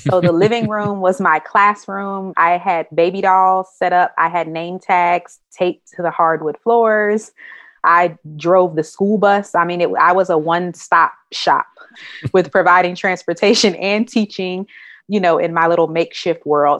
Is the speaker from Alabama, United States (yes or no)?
no; Durham, North Carolina, United States; also born or lived in Hampton, Virginia; So I was born and raised in Durham, North Carolina